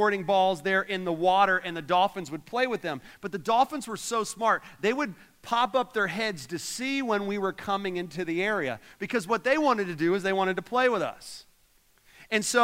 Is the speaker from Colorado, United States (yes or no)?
no; Orlando, Florida, United States; moved away; I grew up in Orlando